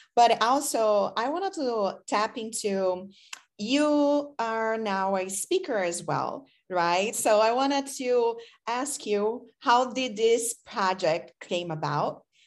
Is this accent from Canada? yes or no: no; Brazil; English is a second language; moved away as an adult; now in United States; I am from Brazil, so I came here as an exchange student